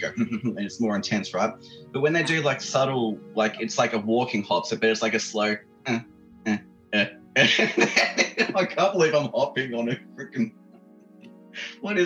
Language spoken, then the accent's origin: English; Melbourne, Victoria, Australia; I'm from Melbourne